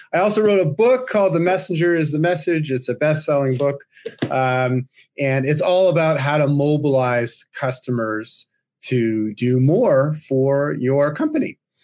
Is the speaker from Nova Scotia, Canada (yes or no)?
no; Toronto, Ontario, Canada; my hometown here in Toronto